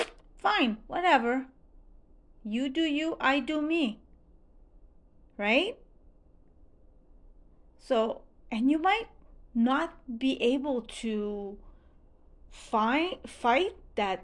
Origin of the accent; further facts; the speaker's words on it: Montreal, Quebec, Canada; first language French; English is a second language; I'm Francophone. I'm from Montreal, Canada